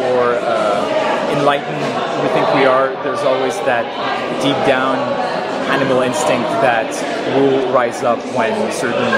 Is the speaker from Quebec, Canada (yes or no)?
yes; Montreal, Quebec, Canada; My uh, mom is from France and my dad is from Greece, but I actually grew up in Montreal.